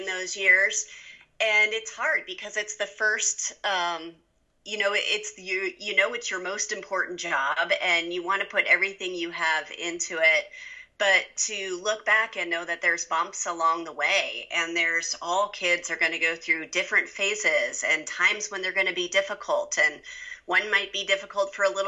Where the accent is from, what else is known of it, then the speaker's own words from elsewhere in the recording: Denver, Colorado, United States; now in Steamboat Springs, United States; I'm a Colorado native. There aren't many of us, but I was born in Denver